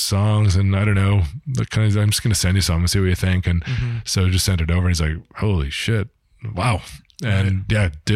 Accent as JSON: {"language": "English", "town": "Toronto", "region": "Ontario", "country": "Canada", "tie": "born or raised there", "said": "grew up through the ranks in Toronto"}